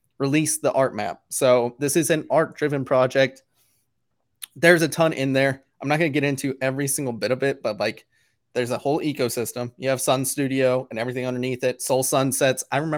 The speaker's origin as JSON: {"language": "English", "country": "Canada", "said": "Did you get any, you know, we're all Canadian."}